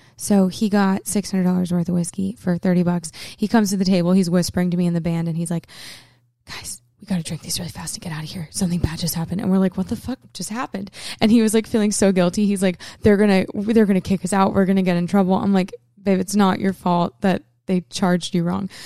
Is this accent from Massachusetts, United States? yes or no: no; Portland, Maine, United States; moved away; Portland, my hometown